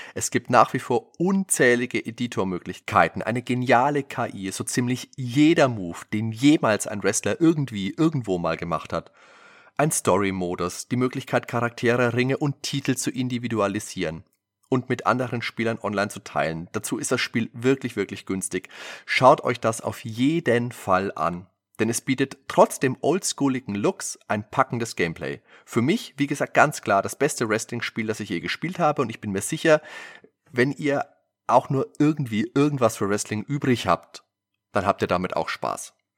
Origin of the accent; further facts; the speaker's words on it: Würzburg, Bavaria, Germany; bei uns in Würzburg